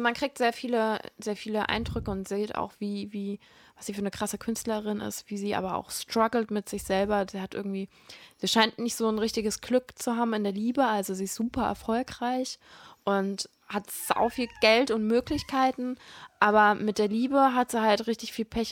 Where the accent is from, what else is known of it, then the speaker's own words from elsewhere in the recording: Hesse, Germany; moved away; ich komme ja ursprünglich aus Hessen